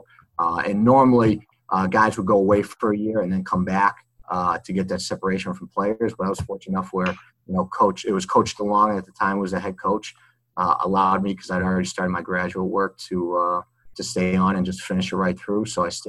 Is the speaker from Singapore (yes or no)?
no; Melrose, Massachusetts, United States; I grew up right outside of Boston, about 20 minutes north in a city called Melrose, Mass.